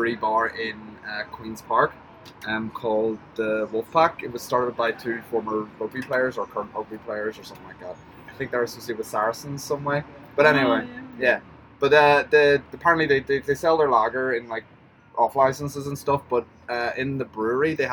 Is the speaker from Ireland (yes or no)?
yes; Ireland; as an Irishman